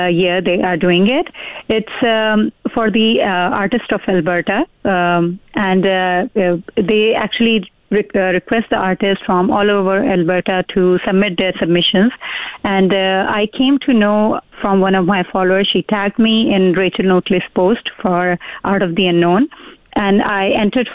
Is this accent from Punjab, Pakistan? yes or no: no; Karachi, Sindh, Pakistan; moved away as an adult; now in Fort McMurray, Canada; I was born and raised in Pakistan, came to Canada in 2005